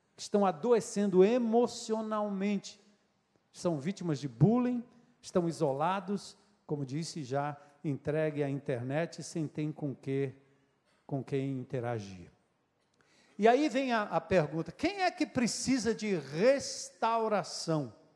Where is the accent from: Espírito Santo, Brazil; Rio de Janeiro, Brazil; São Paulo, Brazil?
São Paulo, Brazil; Nasci em São Paulo, mas sou diferente dos paulistinhas, porque eu aprendi com meu avô, com meu pai